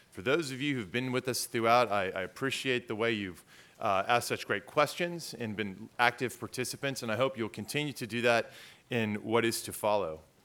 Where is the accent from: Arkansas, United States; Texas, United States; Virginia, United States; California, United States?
Texas, United States; San Antonio; where I grew up in San Antonio. Law school at Saint Mary is also in my hometown.